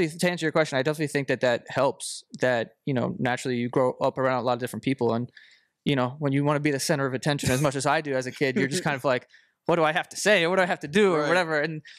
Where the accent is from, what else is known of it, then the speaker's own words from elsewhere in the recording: New York City, New York, United States; I was born and raised in Queens.